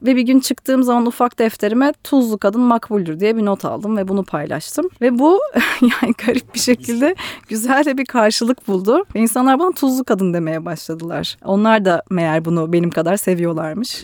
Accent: Ankara, Turkey; moved away as an adult; now in Istanbul, Turkey; ben evet Ankara'da büyüdüm okudum

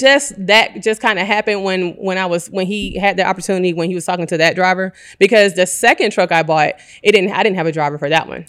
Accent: Decatur, Georgia, United States; also born or lived in Atlanta, Georgia; born and raised in Decatur

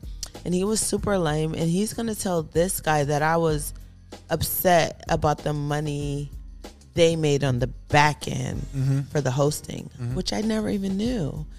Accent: East Coast, United States; Like, I feel like at 18, I'm from the East Coast. Like, I was already a boss.

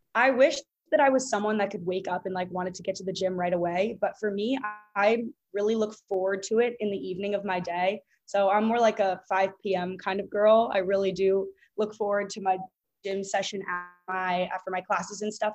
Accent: Boston, Massachusetts, United States; moved away as an adult; now in Miami, United States; I'm from Boston and I currently go to school at the University of Miami

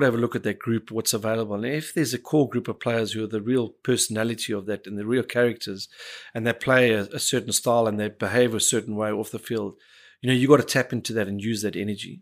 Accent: Cape Town, Western Cape, South Africa; the family that I grew up in was part of growing up in Bishops

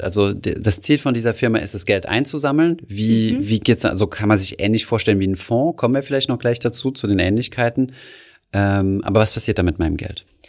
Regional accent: Germany; bei uns in Deutschland

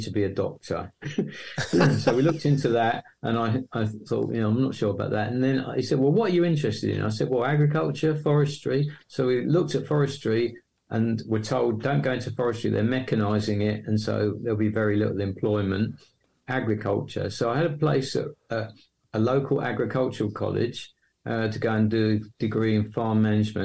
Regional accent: Hornchurch, London, United Kingdom; accent: East London; moved away as an adult; now in Yorkshire, United Kingdom; I was born right in East London, sound of Bow Bells, Cockney and all that. But the moment I was born, I was whisked off to Essex to a place called Hornchurch, which is near Romford. And so I grew up in that area.

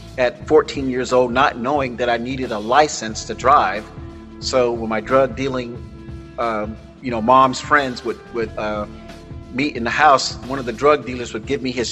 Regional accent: Florida, United States; now in California, United States; I grew up in Florida, and I grew up with grandparents

